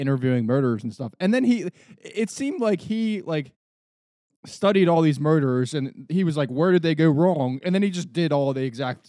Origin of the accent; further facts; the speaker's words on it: Wheeling, West Virginia, United States; I would never think of because I grew up in Wheeling.